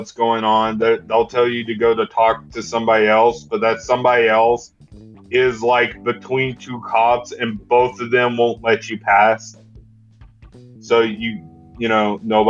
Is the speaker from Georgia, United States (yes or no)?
yes; small town near Atlanta, Georgia, United States; we actually had a filming in my hometown not too long ago.